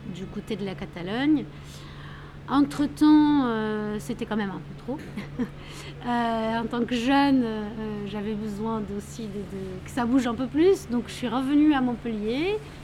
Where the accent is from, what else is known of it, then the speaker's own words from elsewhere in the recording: Lisbon, Portugal; moved away as an adult; now in Paris, France; je suis portugaise de Lisbonne, la ville du soleil